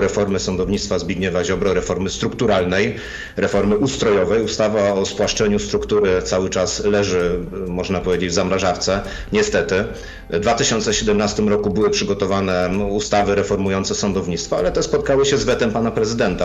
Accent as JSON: {"language": "Polish", "region": "Silesian Voivodeship", "country": "Poland", "said": "u mnie na Śląsku dzieciątko przynosi prezenty pod choinkę"}